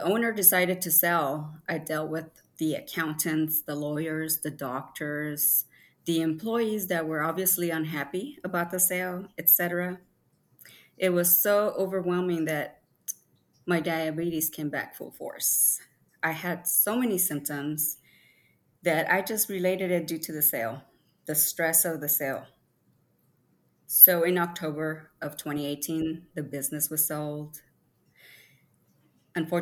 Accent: California, United States; moved away as an adult; also born or lived in Mexico; now in Tennessee, United States; I crossed over with my mother when I was 5 years old. I was raised in California and moved to Tennessee when I was 18 years old

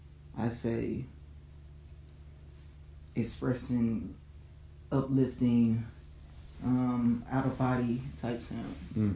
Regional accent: Little Rock, Arkansas, United States; now in Dallas, United States; back when I was in Little Rock. It's my hometown, by the way. Arkansas, what's up?

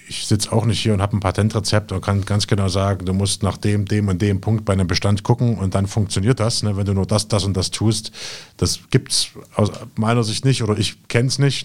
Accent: Jena, Thuringia, Germany; moved away as an adult; also born or lived in Berlin; Jena, was Berlin nicht hat, Familie, Freunde. Ne, das ist einfach die Heimat.

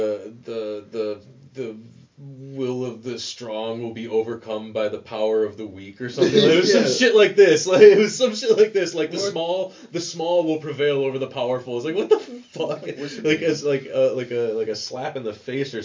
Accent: Joliet, Illinois, United States; moved away as an adult; now in Amsterdam, Netherlands; I grew up in Joliet, Illinois, and it is a hellhole

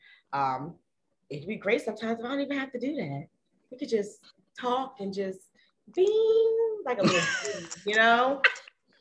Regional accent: Maryland, United States; we're still from Maryland

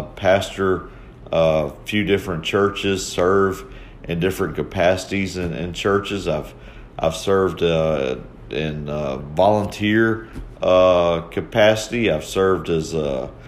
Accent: Mobile, Alabama, United States; moved away as an adult; now in Columbia, United States; I'm originally born and raised in Mobile, Alabama

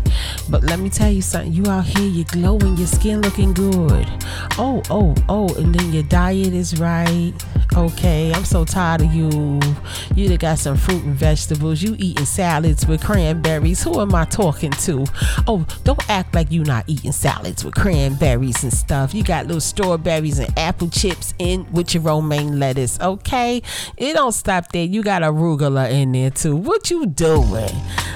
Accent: Brooklyn, New York, United States; I'm from Brooklyn, but I'm from a different type of Brooklyn.

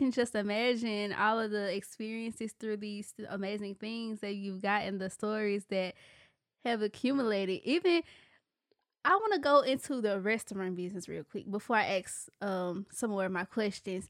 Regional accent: Memphis, Tennessee, United States; I'm from Memphis

